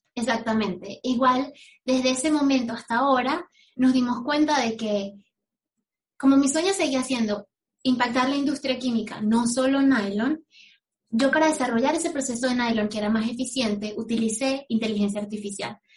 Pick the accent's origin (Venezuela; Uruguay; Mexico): Venezuela; moved away as an adult; now in United States; yo me fui de Venezuela